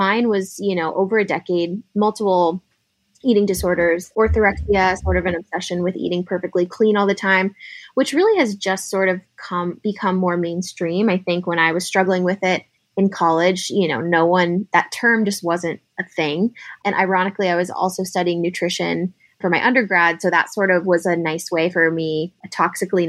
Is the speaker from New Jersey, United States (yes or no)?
no; San Diego, California, United States; moved away as an adult; also born or lived in San Francisco; now in Philadelphia, United States; I'm actually from San Diego.